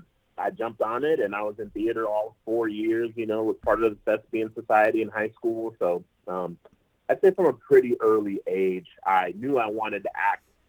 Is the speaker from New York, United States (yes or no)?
no; Atlanta, Georgia, United States; also born or lived in Fort Lauderdale, Florida; we moved up to Atlanta back in 97, and I love Atlanta, and I'm like, this is home